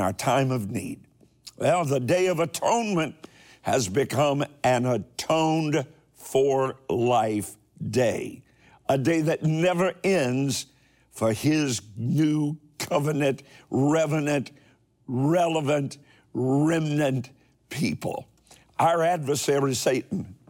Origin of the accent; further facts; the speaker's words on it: Kentucky, United States; my home state of Kentucky